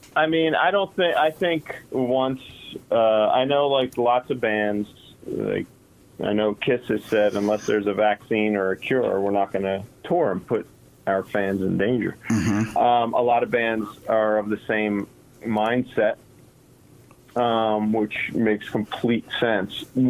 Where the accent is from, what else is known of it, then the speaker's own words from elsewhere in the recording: Toms River, New Jersey, United States; I'm a kid from Tom's River